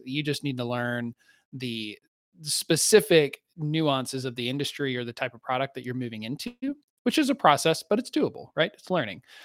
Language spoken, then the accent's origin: English; Southeast, United States; I grew up in the Southeast, which is a, which has its own distinct culture